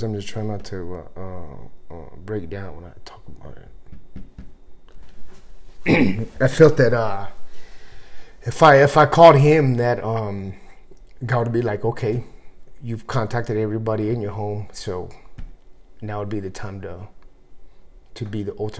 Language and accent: English; Converse, Texas, United States; moved away as an adult; I grew up, like, in Converse and Live Oak area.